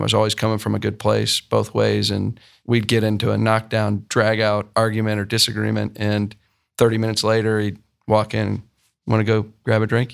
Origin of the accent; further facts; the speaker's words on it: Columbus, Ohio, United States; also born or lived in Michigan; I grew up in Columbus and, um, ended up at Michigan